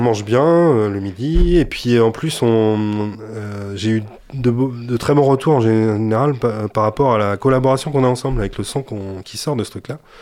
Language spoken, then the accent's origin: French; Touraine, Centre-Val de Loire, France; moved away as an adult; j'ai joué dans pas mal de formations en Touraine hein, principalement parce que je suis né en Touraine. Et je suis arrivé dans le coin, euh, j'avais 20 ans.